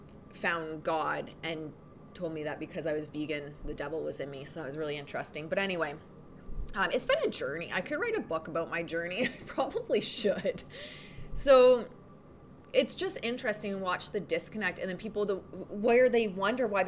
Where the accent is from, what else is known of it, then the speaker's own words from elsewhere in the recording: Canada; now in Sudbury, Canada; I'm Canadian.